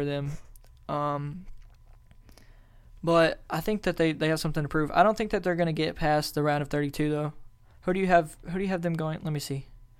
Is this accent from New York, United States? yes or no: no; Arkansas, United States; because we live in Arkansas. We're from Arkansas.